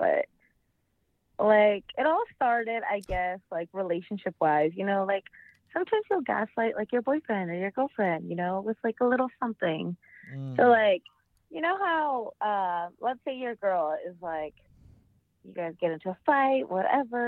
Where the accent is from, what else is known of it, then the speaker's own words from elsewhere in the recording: Nebraska, United States; I am from Nebraska.